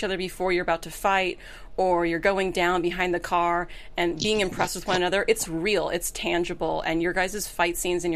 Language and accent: English; the South, United States; I'm from the South, and I always rage against people who do fake accents